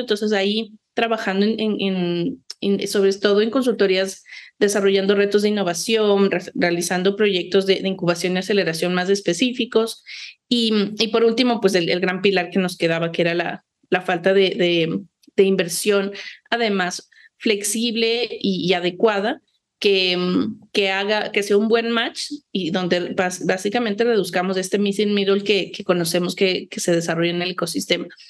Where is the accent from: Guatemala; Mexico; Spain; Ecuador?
Ecuador; quienes habitamos el país